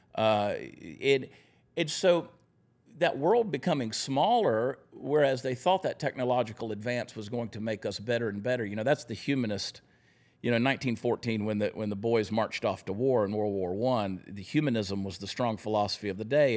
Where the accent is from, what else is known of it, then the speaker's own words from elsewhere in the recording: Augusta, Georgia, United States; also born or lived in New Jersey; I was born in New Jersey. That's where my mother was when she went into labor. And I'm not from New Jersey. I just happened to be born there. I grew up in Augusta, Georgia